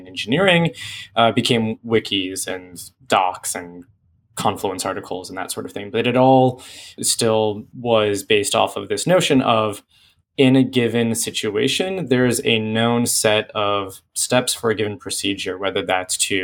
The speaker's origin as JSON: {"language": "English", "area": "San Francisco Bay Area", "region": "California", "country": "United States", "moved": "as an adult", "lives_now": "Santa Barbara, United States", "said": "I came from the San Francisco Bay Area, much like many of us at PagerDuty, but ended up down here in Santa Barbara because that's where I went to school"}